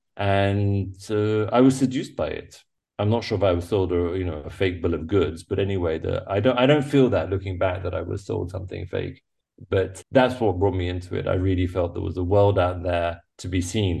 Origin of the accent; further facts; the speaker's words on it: England, United Kingdom; moved away as an adult; growing up in England, growing up on an island